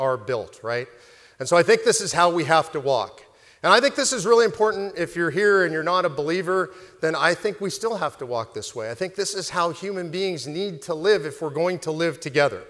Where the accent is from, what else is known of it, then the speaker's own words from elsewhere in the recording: Los Angeles, California, United States; I was raised in Los Angeles by incredible, wonderful, moral people